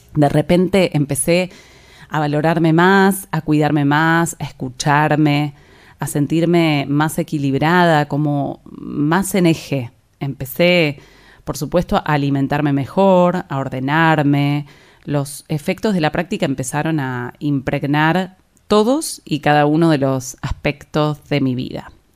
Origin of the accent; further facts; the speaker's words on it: La Plata, Buenos Aires Province, Argentina; moved away as an adult; now in Buenos Aires, Argentina; Yo soy de La Plata, una ciudad que queda a unos 60 kilómetros de la ciudad de Buenos Aires